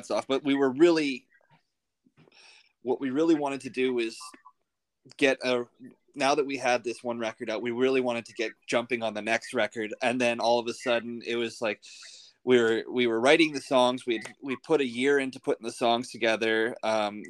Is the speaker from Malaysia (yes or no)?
no; Canada; moved away; I'm originally from Canada